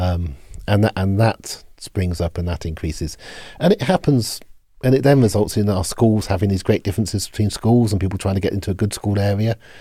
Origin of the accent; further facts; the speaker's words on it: Oxford, South East England, United Kingdom; I grew up in Oxford